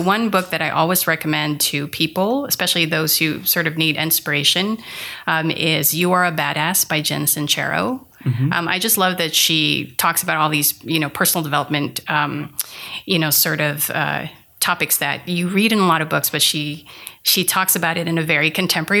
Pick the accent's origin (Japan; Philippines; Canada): Philippines; moved away as an adult; also born or lived in Manila; now in United States; I grew up in the Philippines